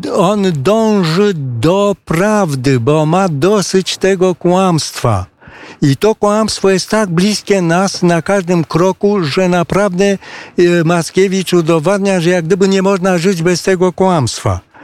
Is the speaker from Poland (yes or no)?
no; Romania; Polish is a second language; tutaj u nas na rynku rumuńskim